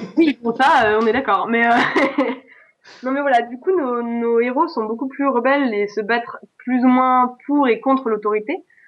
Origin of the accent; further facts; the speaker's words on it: Alsace, Grand Est, France; je suis alsacienne